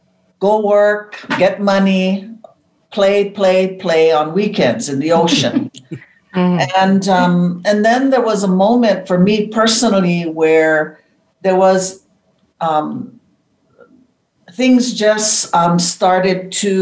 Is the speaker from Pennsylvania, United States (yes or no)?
no; Hawaii, United States; in Hawaii, growing up in Aloha, the foundation of Aloha, it was just natural to be in love with nature and to follow the teachings of family that was always vital in our bones.